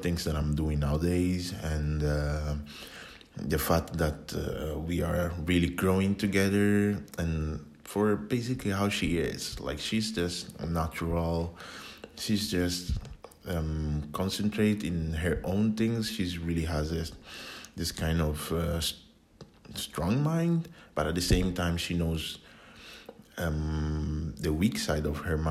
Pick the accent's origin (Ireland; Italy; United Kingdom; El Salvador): Italy; also born or lived in Ghana; now in Finland; I was born in Italy from Ghanaian parents, so born and raised in Italy.